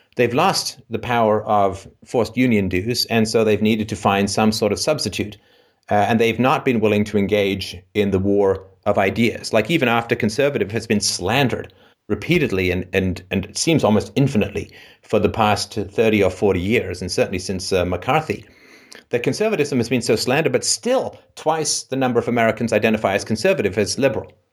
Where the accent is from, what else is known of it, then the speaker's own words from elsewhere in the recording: England, United Kingdom; I grew up in England